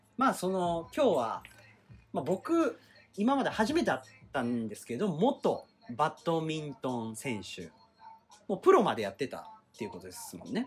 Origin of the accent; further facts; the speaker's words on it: Kagoshima, Japan; 地元鹿児島で、割と厳しいお堅い家族